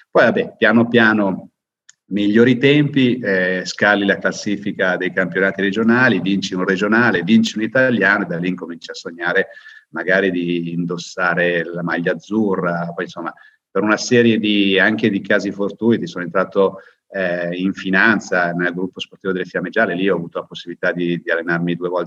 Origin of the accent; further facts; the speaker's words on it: Lecco, Lombardy, Italy; Beh, io sono di Lecco, abito di fronte al lago